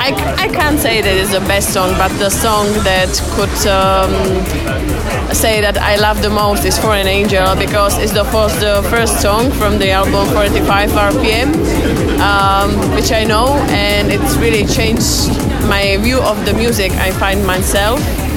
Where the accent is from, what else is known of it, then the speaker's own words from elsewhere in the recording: Náchod, Hradec Králové Region, Czechia; English is a second language; I'm from Czech Republic, from Náchod. It's a really small town from East Bohemia.